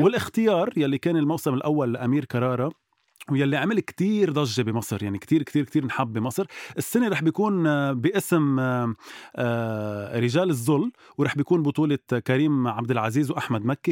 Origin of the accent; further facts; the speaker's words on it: Lebanon; نحن كلبنانية